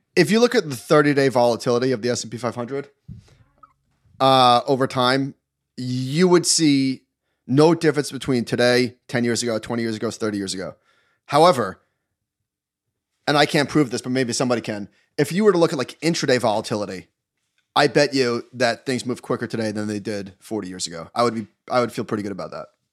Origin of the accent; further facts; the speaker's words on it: New York, United States; I'm a New Yorker